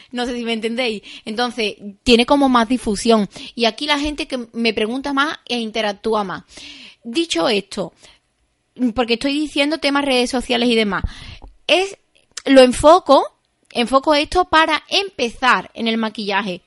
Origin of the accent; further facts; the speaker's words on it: Seville, Andalusia, Spain; now in Arahal, Spain; yo soy de Sevilla